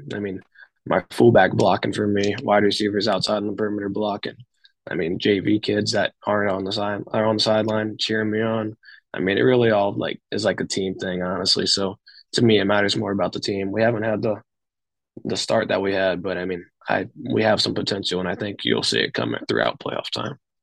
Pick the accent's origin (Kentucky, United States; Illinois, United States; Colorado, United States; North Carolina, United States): Kentucky, United States; Dayton; my small school my hometown community